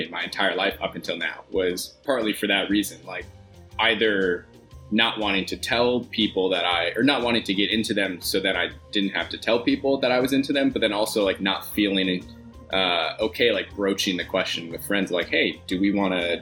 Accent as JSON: {"language": "English", "area": "Bay Area", "region": "California", "country": "United States", "said": "I'm from the Bay Area"}